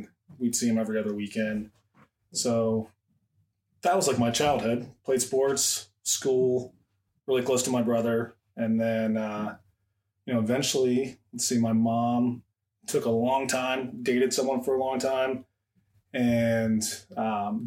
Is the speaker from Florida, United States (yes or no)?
no; Fuquay-Varina, North Carolina, United States; moved away as an adult; also born or lived in Arizona; now in Ohio, United States; Born in Arizona, raised in North Carolina in a little town called Fuquay Varina